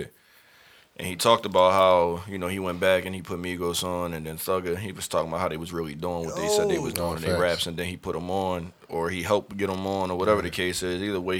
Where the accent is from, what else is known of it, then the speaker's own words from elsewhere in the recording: Philadelphia, Pennsylvania, United States; because I'm from Philly